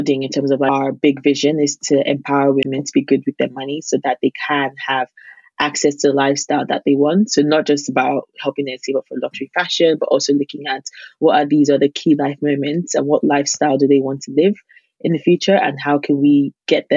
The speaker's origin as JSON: {"language": "English", "country": "Nigeria", "said": "as a Nigerian"}